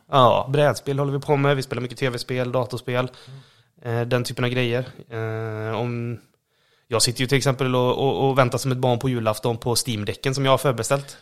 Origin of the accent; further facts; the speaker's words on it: Borås, Västra Götaland, Sweden; Vi, vi kommer ju båda från eh, Borås